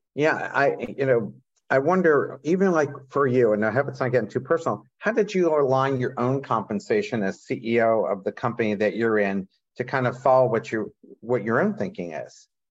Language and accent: English; Coatesville, Pennsylvania, United States; I grew up in Coatesville